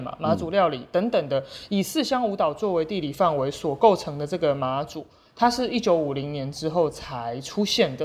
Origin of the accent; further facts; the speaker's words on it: Penghu County, Taiwan; 很多澎湖的居民其实是从金门移民过来的，包括我自己，我是澎湖人。我们家其实有一部分的，呃，血统也是从金门那边哦，嗯，移民过来的